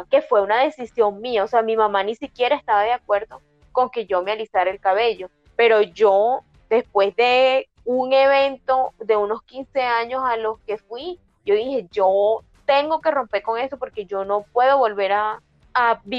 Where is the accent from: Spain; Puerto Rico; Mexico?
Mexico; El bigote, yo soy un charro mexicano, también